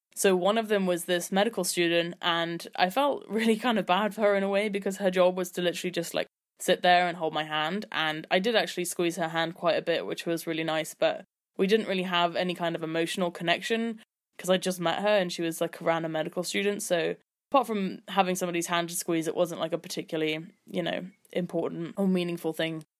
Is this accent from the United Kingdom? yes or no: yes; London, United Kingdom; I'm twenty-three years old and I'm from London. I went to all girls' schools until I was sixteen